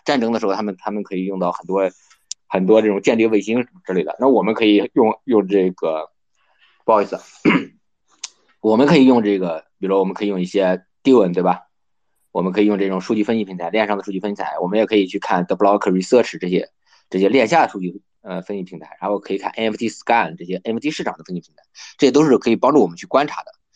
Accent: China; 不像我们中国人能对《孙子兵法》能够有一个

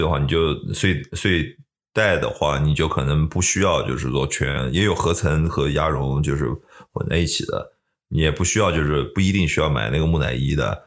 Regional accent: China; moved away

